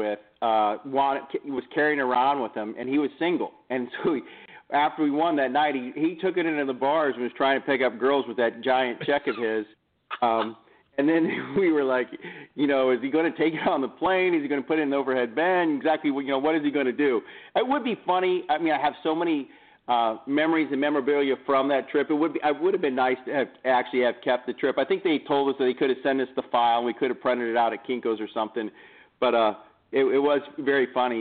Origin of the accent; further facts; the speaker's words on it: Kansas City, United States; moved away; I'm originally from Kansas City